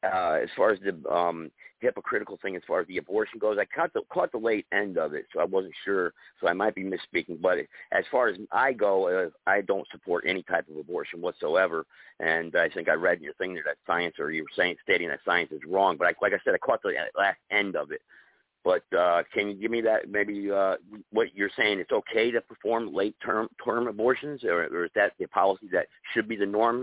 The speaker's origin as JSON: {"language": "English", "region": "North Carolina", "country": "United States", "said": "I'm from North Carolina"}